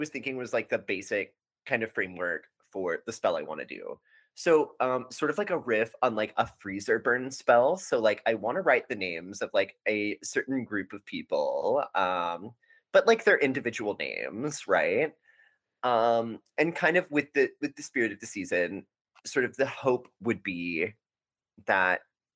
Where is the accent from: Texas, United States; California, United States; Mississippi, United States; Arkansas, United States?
Texas, United States; we're from Texas